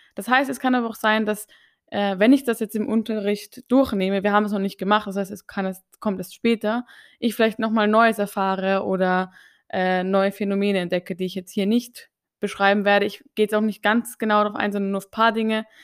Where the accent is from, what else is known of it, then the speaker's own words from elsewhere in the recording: Austria; ich gehöre ja zu den ÖsterreicherInnen